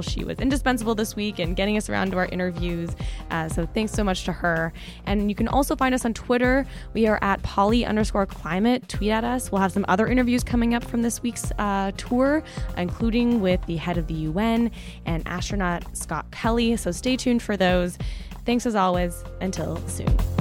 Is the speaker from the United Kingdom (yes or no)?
no; Canada; as the Canadian in the room